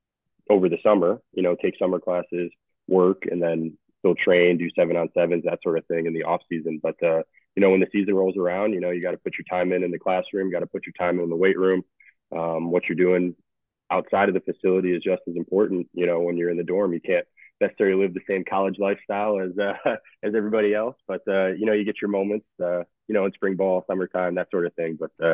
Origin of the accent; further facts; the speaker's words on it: Chicago, Illinois, United States; moved away as an adult; also born or lived in Indianapolis, Indiana; I grew up just outside of Chicago in the west suburbs